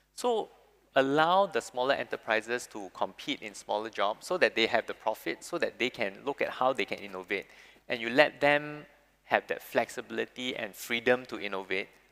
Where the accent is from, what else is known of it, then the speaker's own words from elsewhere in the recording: Singapore; people born, born and bred in Singapore